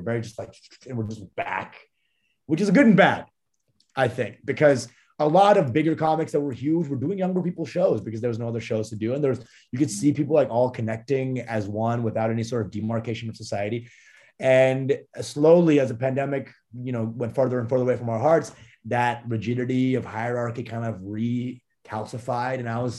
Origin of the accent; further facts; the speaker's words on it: Canada; born there; and I was born in Canada on a farm.